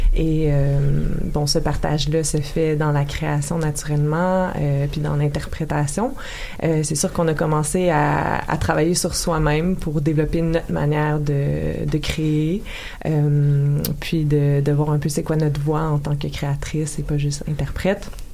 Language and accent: French; Lachute, Quebec, Canada; On vient des Laurentides.